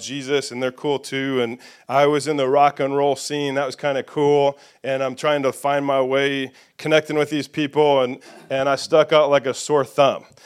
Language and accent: English; Indiana, United States; moved away as an adult; also born or lived in Nashville, Tennessee / Franklin, Tennessee; the redneck from Indiana